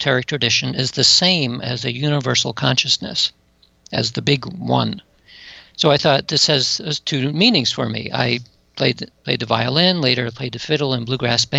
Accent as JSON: {"language": "English", "town": "Atlanta", "region": "Georgia", "country": "United States", "tie": "born or raised there", "said": "I grew up in Atlanta, Georgia"}